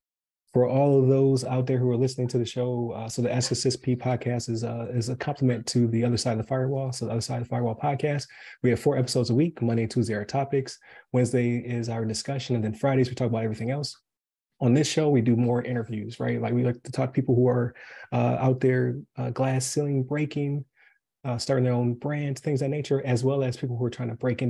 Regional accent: Buffalo, New York, United States; moved away as an adult; now in Wesley Chapel, United States; I'm from Buffalo originally.

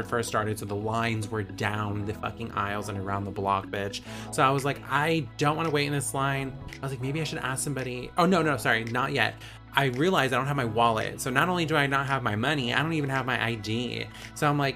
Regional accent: California, United States; I'm from California, where there's always something to do.

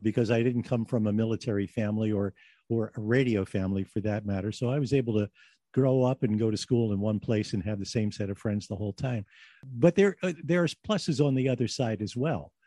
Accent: Philadelphia, Pennsylvania, United States; also born or lived in California; spend most of it in my hometown of Philadelphia

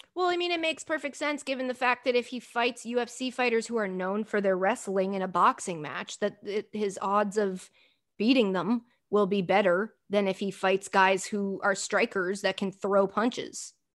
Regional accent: Framingham, Massachusetts, United States; moved away as an adult; also born or lived in New Jersey; now in Hoboken, United States; I rep Framingham, Massachusetts

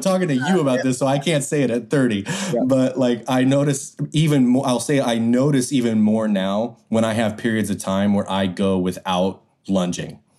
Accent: Idaho, United States; I grew up in Idaho

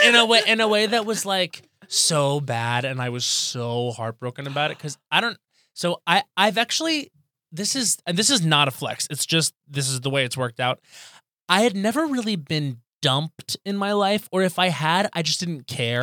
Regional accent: Long Island, New York, United States; I grew up on Long Island

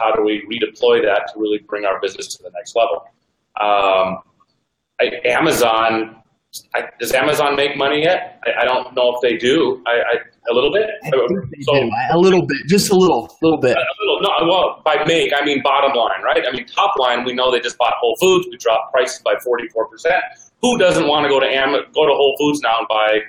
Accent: Minneapolis, Minnesota, United States; I'm from Minneapolis

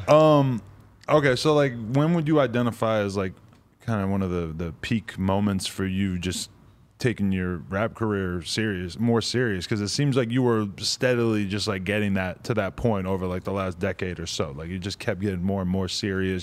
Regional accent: New Hampshire, United States; New Hampshire

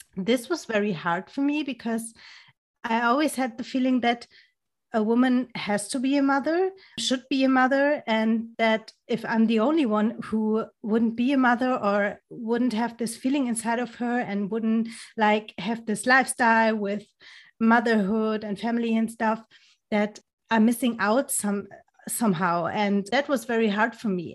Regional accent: Germany; English is a second language; also born or lived in near Frankfurt am Main; I'm from Germany. I'm living, um, next to Frankfurt am Main

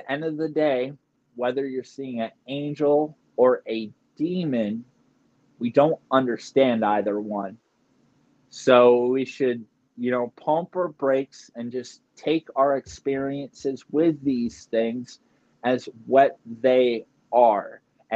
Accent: near Camden, New Jersey, United States; I'm not far from Camden, New Jersey, not far from Philly

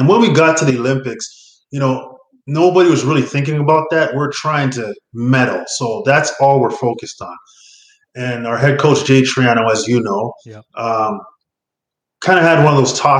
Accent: Ontario, Canada; I'm from Ontario

